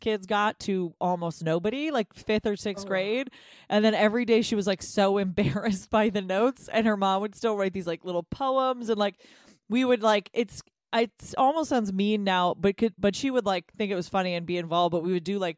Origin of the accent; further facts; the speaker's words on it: New Hampshire, United States; I am a very white person from a very white state. I grew up in New Hampshire